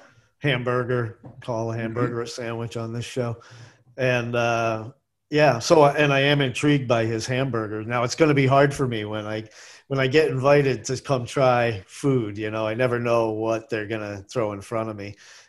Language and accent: English; New England, United States; moved away; I grew up in New England.